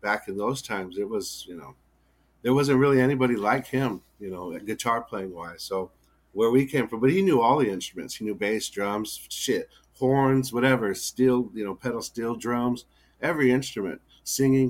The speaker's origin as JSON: {"language": "English", "area": "Yankton Indian Reservation", "region": "South Dakota", "country": "United States", "tie": "born or raised there", "said": "I grew up on the Yankton Indian Reservation up there in South Dakota from birth on till roughly probably I think about 29 or so"}